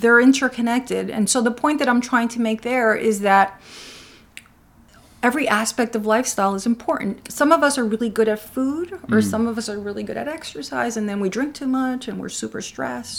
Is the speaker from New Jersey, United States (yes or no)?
yes; Newark, New Jersey, United States; also born or lived in Cuba; I grew up my early life in Newark